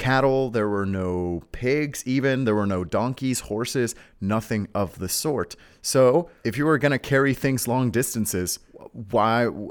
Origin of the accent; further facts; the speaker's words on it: Mexico; I am from uh, a a very mysterious exotic land known as Mexico